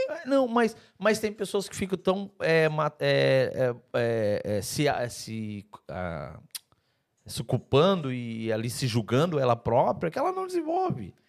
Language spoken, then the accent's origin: Portuguese; Santa Catarina, Brazil; moved away as an adult; now in Portugal; Santa Catarina, eu sou de Santa Catarina, é igual Portugal